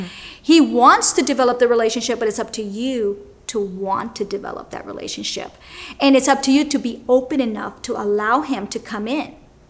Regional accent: Miami, Florida, United States; I'm in this area that I'm from Miami.

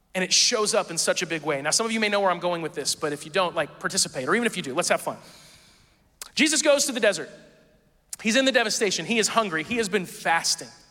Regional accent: Midwest, United States; I grew up in the Midwest, and so the wilderness was always trees, forests, that kind of stuff

